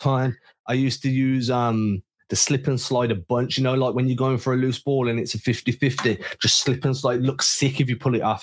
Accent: England, United Kingdom; as an Englishman

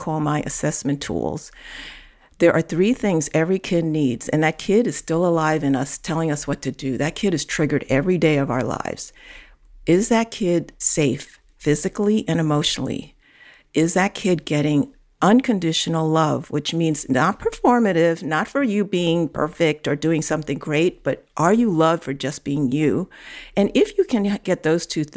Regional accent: New York City, New York, United States; I grew up in Chinatown, New York. I grew up in the city

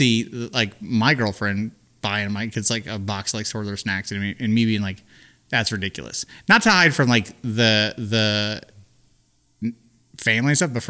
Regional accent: United States; I'm from America.

